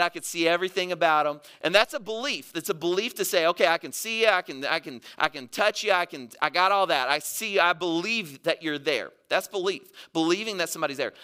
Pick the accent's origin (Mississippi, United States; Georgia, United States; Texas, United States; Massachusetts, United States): Mississippi, United States; moved away; I grew up in Mississippi